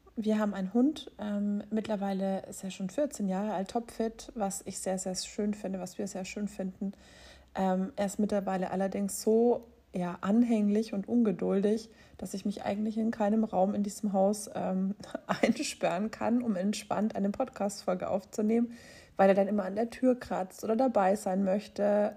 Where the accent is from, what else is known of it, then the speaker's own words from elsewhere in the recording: Erlangen, Bavaria, Germany; Ich bin in Erlangen geboren. Das ist in Mittelfranken.